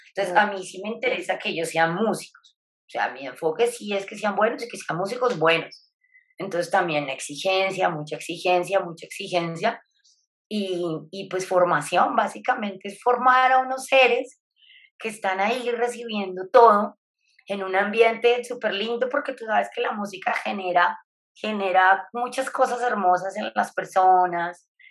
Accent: Bogotá, Colombia; moved away as an adult; now in Tesalia, Colombia; yo soy bogotana, en este momento estoy en Bogotá

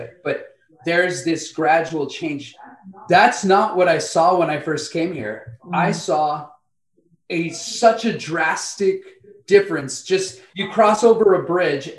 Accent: Compton, California, United States; moved away as an adult; also born or lived in Santa Fe, New Mexico; now in Benton Harbor, United States; My wife and I were brought up in Compton, California, went to high school together

